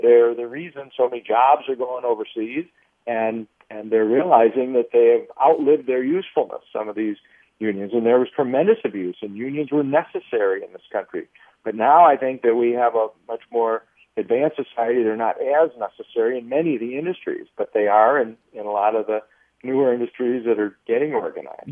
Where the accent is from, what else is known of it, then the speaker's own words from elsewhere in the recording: Chicago, Illinois, United States; a Chicago school system uh, to some extent, my hometown